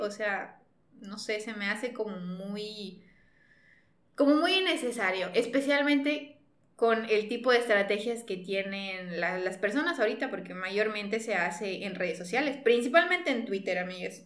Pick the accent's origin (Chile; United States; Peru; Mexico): Mexico; Nos encanta funar como mexicanos